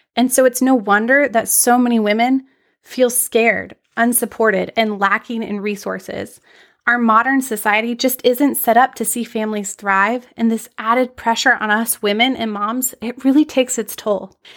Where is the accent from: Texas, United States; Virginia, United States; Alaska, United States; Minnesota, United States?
Alaska, United States; Anchorage; I'm tuning in from Anchorage, Alaska. I had the extreme privilege of growing up in one of the most wild and beautiful places in the world.